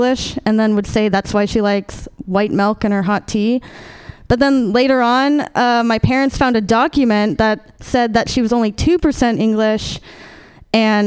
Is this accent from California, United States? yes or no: yes; Sacramento, California, United States; I was born in Sacramento, and for the first 5 years of my life, my family and I, we lived in poverty.